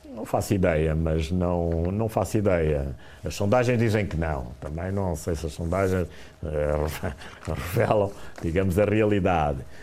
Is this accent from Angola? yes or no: yes; Angola; now in Portugal; eu nasci em Angola e, portanto, ainda por cima conheço muito bem eh, Angola